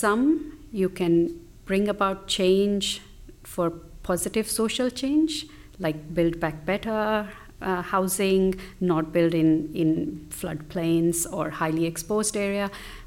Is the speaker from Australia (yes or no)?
yes; Australia; I'm from Indian heritage, but am Australian